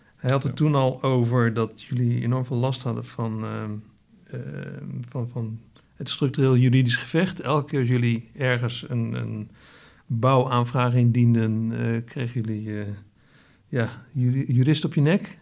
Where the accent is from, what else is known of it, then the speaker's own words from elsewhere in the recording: Netherlands; wij als Hollanders